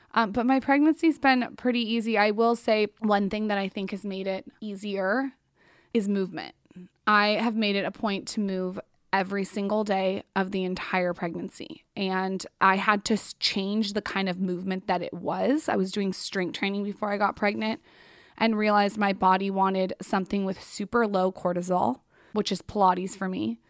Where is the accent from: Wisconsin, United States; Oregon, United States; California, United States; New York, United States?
California, United States; San Diego; I grew up in San Diego